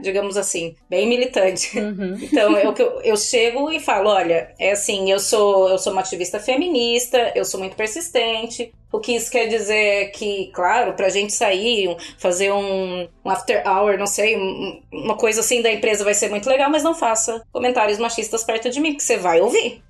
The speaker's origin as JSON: {"language": "Portuguese", "town": "Cuiabá", "region": "Mato Grosso", "country": "Brazil", "moved": "as an adult", "lives_now": "Portugal", "said": "sou cuiabana, mas hoje vivo em Portugal na verdade, já vivo aqui há cinco anos"}